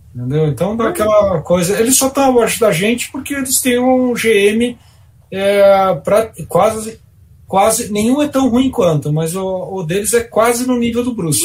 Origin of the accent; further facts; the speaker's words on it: São Paulo, Brazil; Eu sou de São Paulo.